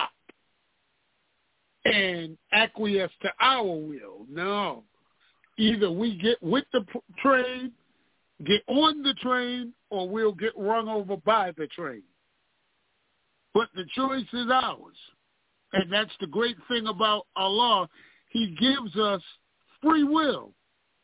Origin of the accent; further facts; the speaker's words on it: New York City, New York, United States; I was growing up on Hart Street in Bedford-Stuyvesant